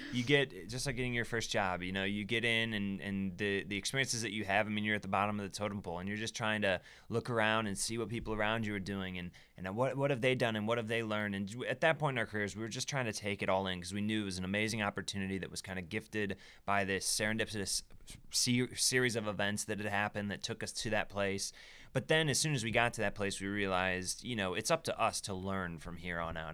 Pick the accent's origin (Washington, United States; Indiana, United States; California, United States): Indiana, United States; South Bend; moved away as an adult; also born or lived in Michigan City, Indiana; now in Brooklyn, United States; I'm from South Bend, Indiana, because that's you know where I grew up.